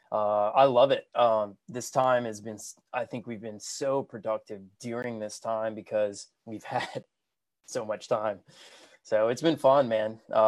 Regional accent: South Carolina, United States; also born or lived in Los Angeles; I grew up here in South Carolina

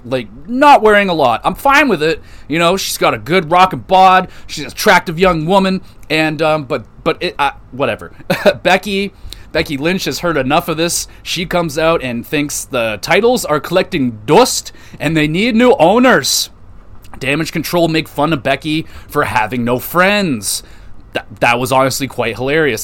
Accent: Canada; Canada, baby, my home country

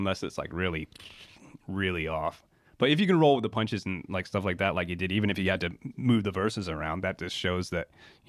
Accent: United States; accent: Kiwi; now in New Zealand; They had me in the 80s and I was born in the States and then came here for like the first, I think, 2 or 3 years of my life.

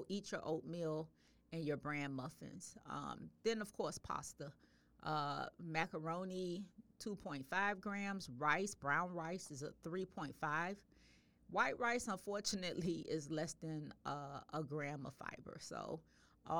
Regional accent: the South, United States; I'm from the South. I grew up eating lima beans

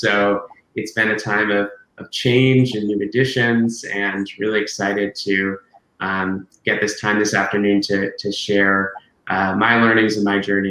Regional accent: New England, United States; Yeah, it's extremely hot here in Boston today. I'm from New England originally, so anything over 80 is hot to me.

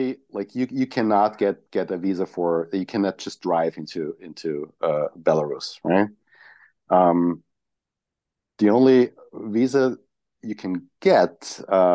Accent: Graz, Styria, Austria; I grew up in Graz

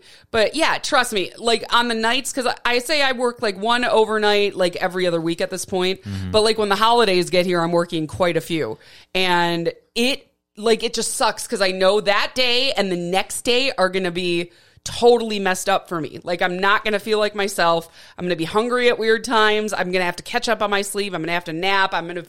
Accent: Milwaukee, Wisconsin, United States; also born or lived in Flint, Michigan; now in Tucson, United States; when I was growing up in Wisconsin

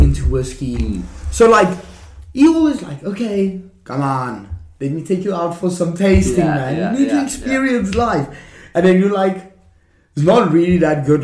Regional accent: Johannesburg, Gauteng, South Africa; also born or lived in Western Cape; Lions is the team that I'm from in Johannesburg

